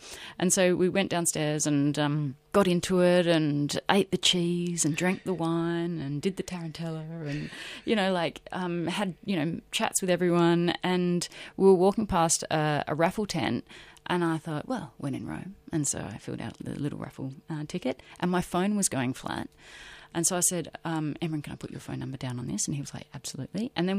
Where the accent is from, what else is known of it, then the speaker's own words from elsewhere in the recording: Broken Hill, New South Wales, Australia; I'm from Broken Hill. I shouldn't be here.